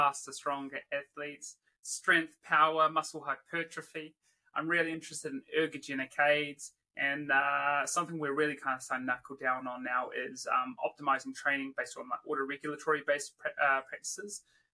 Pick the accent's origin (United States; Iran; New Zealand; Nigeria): New Zealand; also born or lived in Wollongong, Australia / Perth, Australia / Leeds, United Kingdom; now in Brisbane, Australia; Born and raised in New Zealand